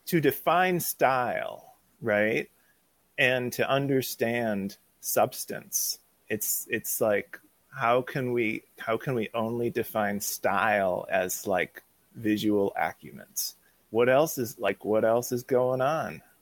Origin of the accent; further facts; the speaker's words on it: Hollywood, California, United States; I'm from Hollywood.